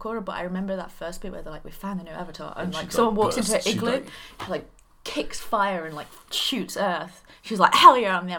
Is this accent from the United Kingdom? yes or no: yes; United Kingdom; Also, we're British.